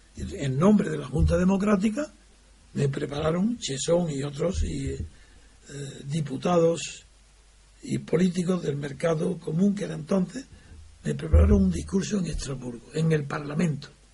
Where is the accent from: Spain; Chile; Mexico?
Spain; como español